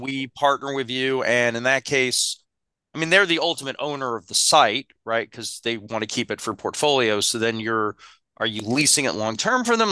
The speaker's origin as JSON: {"language": "English", "country": "United States", "said": "I'm an American"}